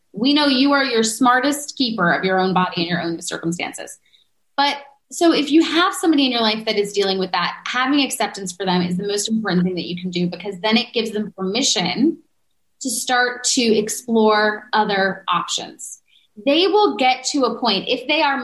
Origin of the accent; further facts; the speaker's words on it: New Yorker, United States; I'm a New Yorker.